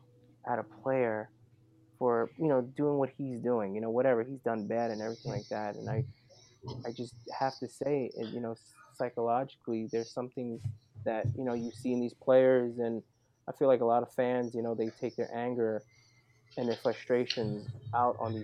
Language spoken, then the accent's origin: English; New York City, New York, United States; I grew up right in the Lower East Side, right in the smack middle of Chinatown and Little Italy